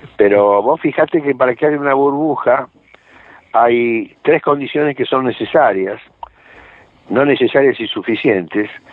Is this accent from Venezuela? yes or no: no; Argentina; yo soy argentino